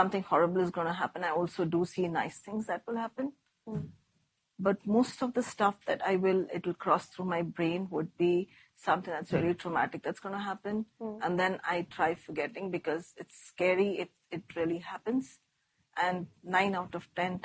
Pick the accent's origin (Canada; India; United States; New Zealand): India; moved away; as an Indian